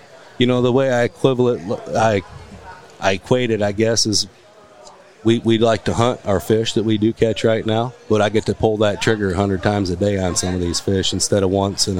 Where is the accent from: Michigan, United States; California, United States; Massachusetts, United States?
Michigan, United States; So we grew up. Typical fishing family in Michigan